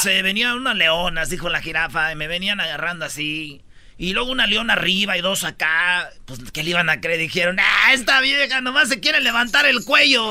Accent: Mexico; me gustaría dejar de ser mexicano

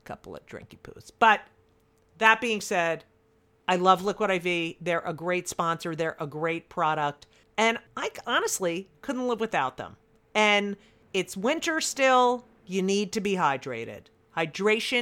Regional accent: New Jersey, United States; my hometown paper, the Star Ledger

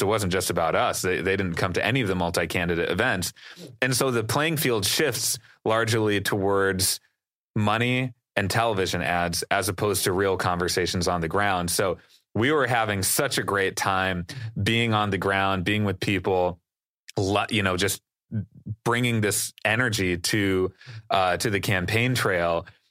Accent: Wisconsin, United States; not only is that my home state

